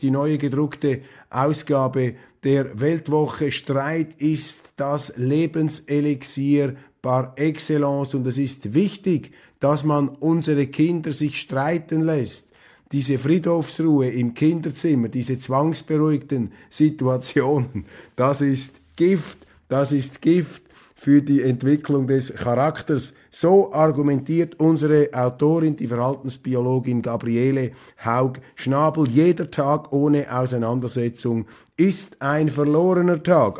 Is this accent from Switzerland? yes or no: yes; Zürcher Unterland, Zurich, Switzerland; in Walliselen oder in der, im Zürcher Unterland, wo ich aufgewachsen bin